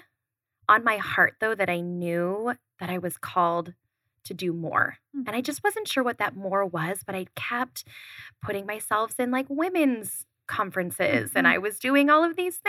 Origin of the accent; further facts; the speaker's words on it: Colorado, United States; now in Arizona, United States; I'm from Colorado